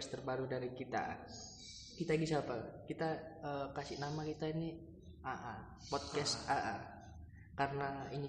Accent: Surabaya, East Java, Indonesia; kita ini asalnya dari Surabaya kita

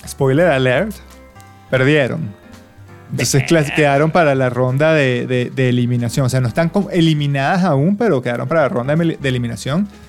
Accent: Venezuela; now in Australia; somos los venezolanos

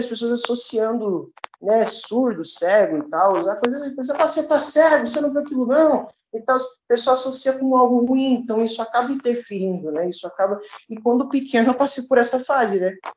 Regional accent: Duque de Caxias, Rio de Janeiro, Brazil; eu sou aqui da Baixada Fluminense, sou de, de, Duque de Caxias

